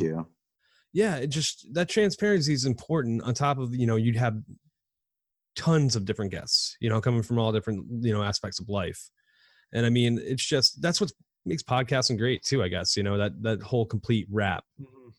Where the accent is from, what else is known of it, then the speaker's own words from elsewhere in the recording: New York, United States; Growing up in New York